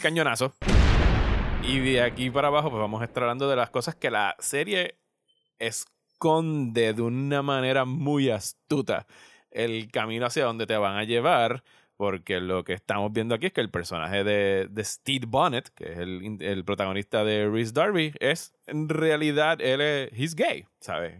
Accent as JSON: {"language": "Spanish", "country": "Puerto Rico", "said": "yo soy puertorriqueño, yo estaba aquí para María, yo pasé por todo eso"}